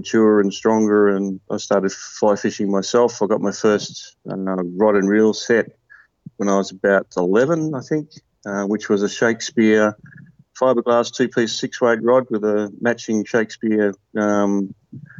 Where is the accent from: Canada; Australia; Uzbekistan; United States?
Australia; Tasmania; moved away as an adult; now in Victoria, Australia; I grew up in Tasmania, down in the southern part of Australia